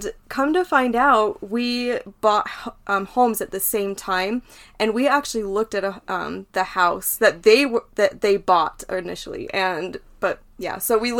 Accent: Utah, United States; I've been born and raised in Utah

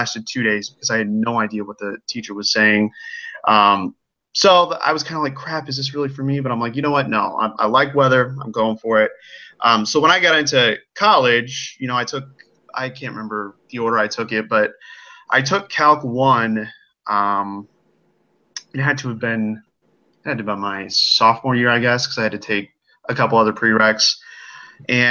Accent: Illinois, United States; I am from the Quad City, so that's kind of on the border of Iowa

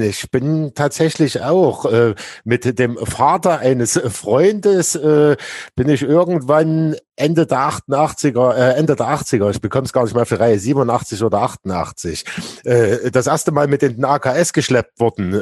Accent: Leipzig, Saxony, Germany; ich komme ja ursprünglich aus Plagwitz, so relativ nah dann äh, äh, zu Leutsch

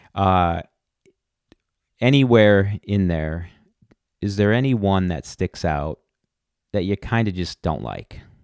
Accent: Milwaukee, Wisconsin, United States; here in my hometown of Milwaukee

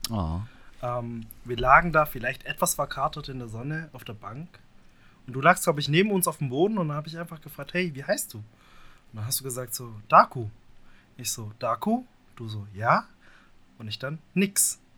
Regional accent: Tübingen, Baden-Württemberg, Germany; Wo ich herkomme? Ich komme aus Tübingen.

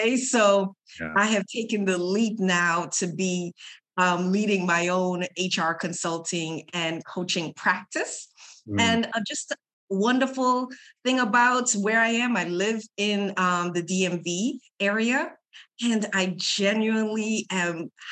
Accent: Trinidad & Tobago; moved away; I am a Caribbean woman. I'm originally from Trinidad and Tobago

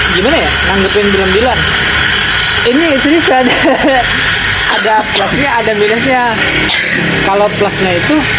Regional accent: East Java, Indonesia; also born or lived in Setu, Bekasi; now in Bekasi, Indonesia; gue juga orang Jawa Timur

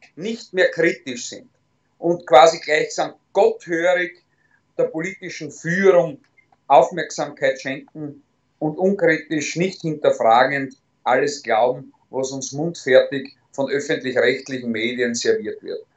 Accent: Styria, Austria; In erster Linie bin ich Steirer, in zweiter Linie bin ich selbstverständlich Österreicher

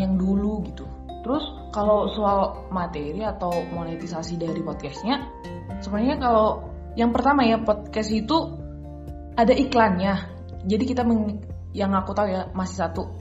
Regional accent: Humbang Hasundutan, North Sumatra, Indonesia; kampung aku di Panduman

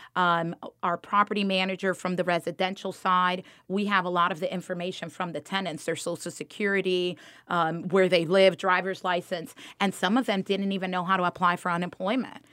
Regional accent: Miami, Florida, United States; born or raised there; moved away as an adult; also born or lived in Dominican Republic; now in Georgia, United States

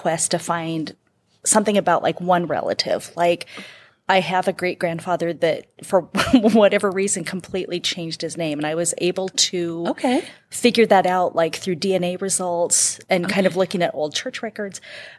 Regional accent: Eastern Washington, United States; I'm from Eastern Washington

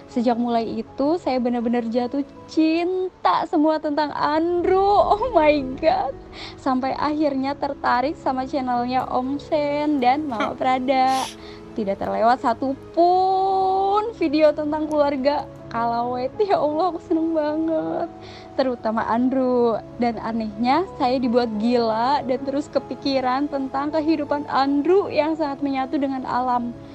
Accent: Kebumen, Central Java, Indonesia; now in Tangerang, Indonesia; Perkenalkan … dari Tangerang, asli saya dari Kebumen, Jawa Tengah.

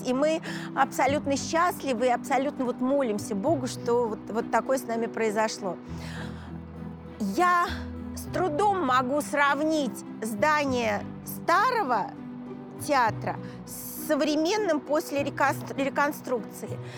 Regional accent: Moscow, Russia; Я коренная москвичка

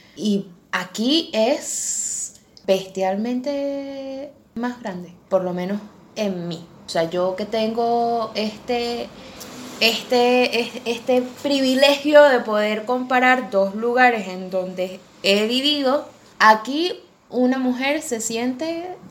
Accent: Venezuela; now in Argentina; esa situación yo no la sentía en Venezuela, a pesar de que en Venezuela tuve una que otra experiencia

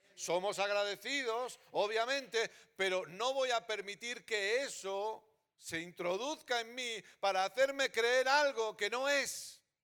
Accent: Catalonia, Spain; also born or lived in Terrassa / Sabadell; Soy catalán

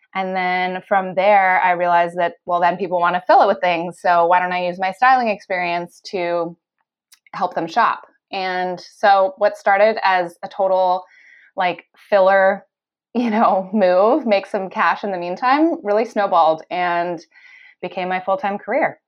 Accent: California, United States; moved away as an adult; also born or lived in North Carolina; now in Australia; I grew up in California. I went to school in North Carolina

